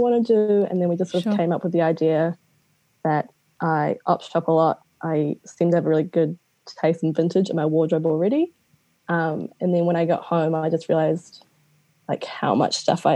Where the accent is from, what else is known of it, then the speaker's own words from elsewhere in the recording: Auckland, New Zealand; accent: Kiwi twang; I'm from New Zealand, if you can't tell by the Kiwi twang. I'm from Auckland.